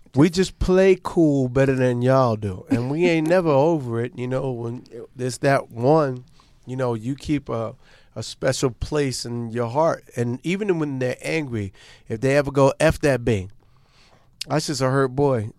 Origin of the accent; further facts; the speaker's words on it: New York City, New York, United States; Born and raised. We went to LaGuardia High School